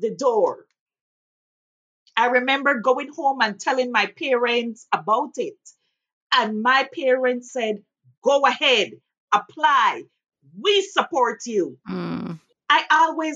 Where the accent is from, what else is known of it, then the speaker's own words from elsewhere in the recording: Belize; moved away as an adult; now in Lexington, United States; I am originally from Belize